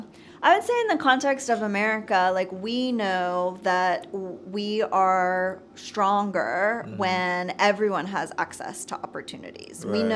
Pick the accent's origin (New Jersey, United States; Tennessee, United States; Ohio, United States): Tennessee, United States; Nashville; born there; I was born in Nashville. Right. So by definition, I am an American.